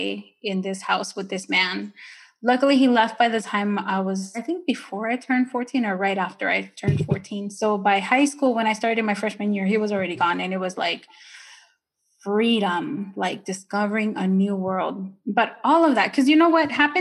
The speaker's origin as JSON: {"language": "English", "town": "Ontario", "region": "California", "country": "United States", "tie": "born or raised there", "also_born_or_lived": "Nicaragua", "second_language": "English", "moved": "as an adult", "lives_now": "Maryland, United States", "said": "I grew up in Ontario or Ontario."}